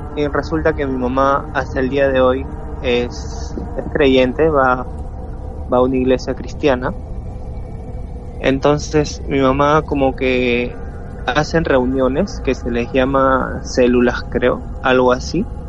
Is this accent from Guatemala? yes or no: no; Peru; soy de Perú